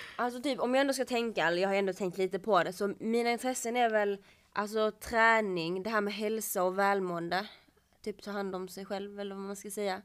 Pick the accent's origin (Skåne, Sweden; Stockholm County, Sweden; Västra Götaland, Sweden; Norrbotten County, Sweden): Skåne, Sweden; Kullabygden; ute i Kullabygden där jag kommer ifrån